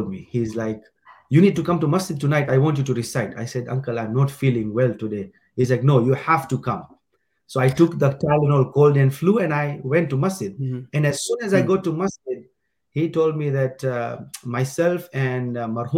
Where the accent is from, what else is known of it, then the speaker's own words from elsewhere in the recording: Dar es Salaam, Tanzania; moved away as an adult; now in Edmonton, Canada; born and raised in Dar-es-Salaam